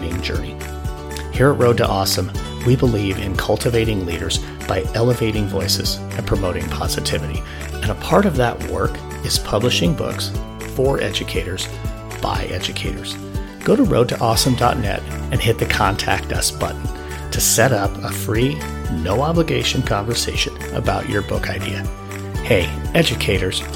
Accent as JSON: {"language": "English", "region": "Wyoming", "country": "United States", "tie": "born or raised there", "said": "my home state of Wyoming"}